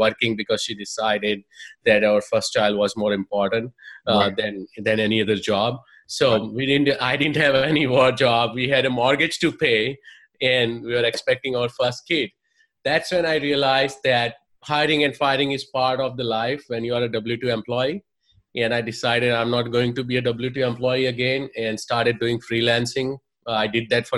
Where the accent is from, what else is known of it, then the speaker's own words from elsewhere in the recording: India; moved away as an adult; I'm from India, software engineer by trade, did my engineering in India, moved here, did my master's in computer science